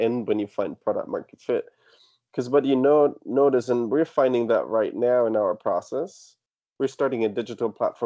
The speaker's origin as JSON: {"language": "English", "country": "Germany", "tie": "born or raised there", "also_born_or_lived": "Australia", "moved": "yes", "said": "I studied abroad in Australia, but I grew up in Germany"}